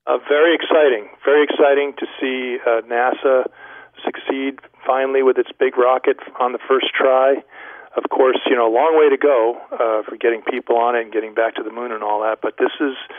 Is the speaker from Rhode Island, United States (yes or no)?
yes; Rhode Island, United States; I grew up in uh, in the great state of Rhode Island, out in the what, what was the western sticks of the state